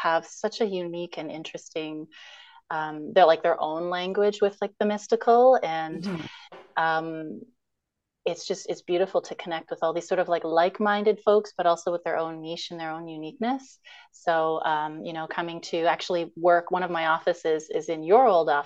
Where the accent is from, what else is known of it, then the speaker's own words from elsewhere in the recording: Toronto, Ontario, Canada; moved away as an adult; now in Victoria, Canada; I grew up in Scarborough and Toronto, and I'm in Victoria now